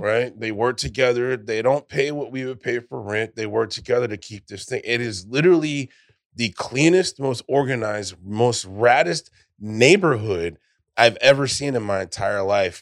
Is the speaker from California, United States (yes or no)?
yes; California, United States; now in Texas, United States; I'm a Californian, right? I'm originally from there, but I moved here before it was cool